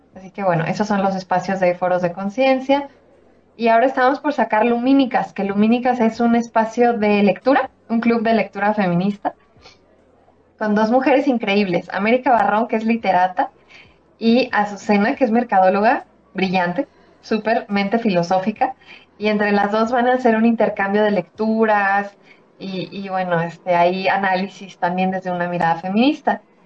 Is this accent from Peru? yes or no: no; Mexico; soy mexicana